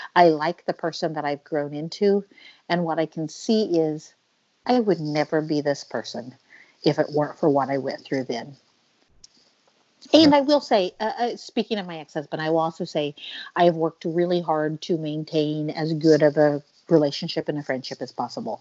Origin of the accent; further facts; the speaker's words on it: Oklahoma, United States; moved away as an adult; also born or lived in Pennsylvania / Massachusetts / Ohio / Paris; now in Venice, Italy; My entire life, I grew up in Oklahoma in a very conservative environment